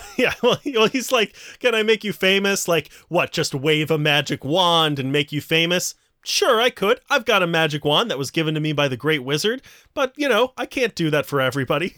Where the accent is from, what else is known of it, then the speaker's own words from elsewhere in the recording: the South, United States; when I was growing up in the South